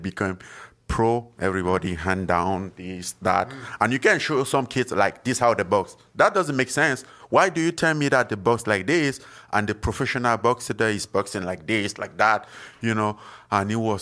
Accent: Cameroon; moved away as an adult; where I'm from Cameroon and from some small village

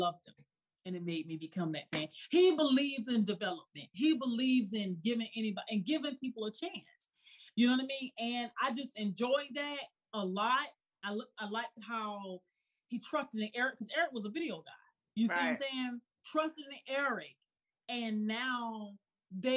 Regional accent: Georgia, United States; I'm from Georgia.

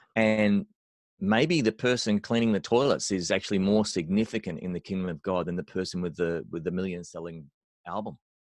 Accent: Australia; I'm an Australian bass player

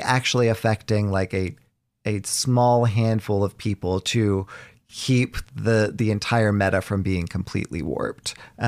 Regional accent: Southern United States, United States; You know, I grew up in the South.

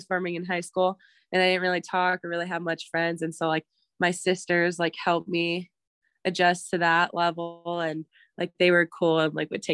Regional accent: Pryor, Montana, United States; also born or lived in Billings, Montana; I grew up in Pryor, Montana, small reservation, like 40 minutes away from Billings. And then once I got to high school, my family decided to move to Billings

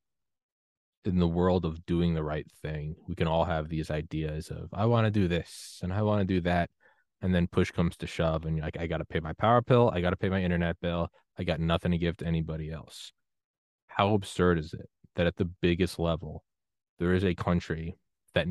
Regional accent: New Hampshire, United States; moved away as an adult; also born or lived in Georgia; I grew up in New Hampshire

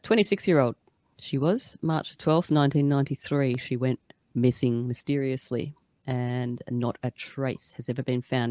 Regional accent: Australia; I'm Australian

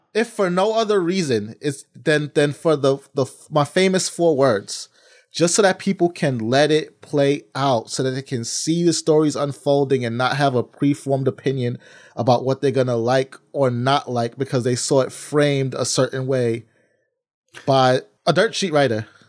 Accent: New York, United States; As a New Yorker

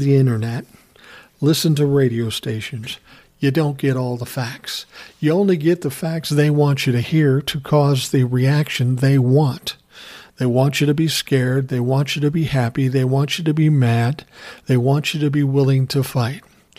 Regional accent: United States; I'm not a Democrat or a Republican. I'm an American.

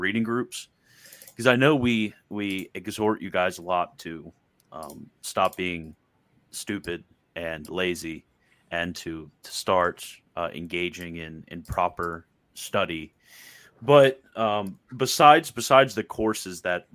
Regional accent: United States; I'm an American

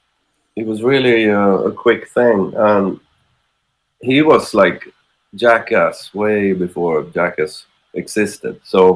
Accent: Sweden; first language Swedish; English is a second language; But then, it's because Swedish is my

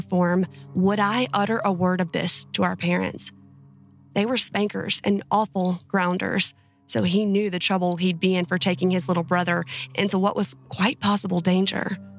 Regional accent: Finland; I'm from Finland, and that's also where these things I'm about to describe to you happened.

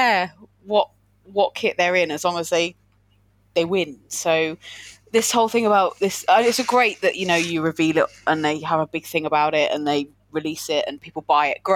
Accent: Watchet, South West England, United Kingdom; I'm from Farmerland down in Watchet

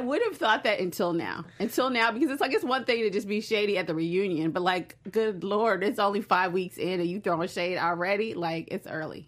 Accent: Chicago, Illinois, United States; I'm from Chicago

